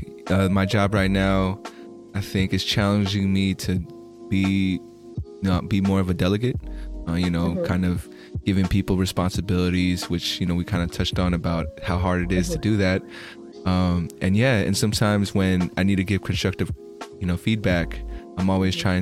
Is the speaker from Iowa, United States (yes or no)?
no; California, United States; I'm from California, here in America